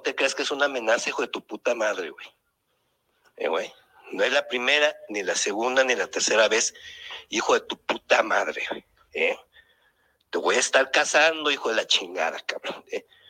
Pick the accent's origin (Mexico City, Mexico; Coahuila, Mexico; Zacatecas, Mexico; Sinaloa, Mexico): Zacatecas, Mexico; moved away; voy a regresar por Zacatecas porque estoy enamorado de mi ciudad, estoy enamorado de mi tierra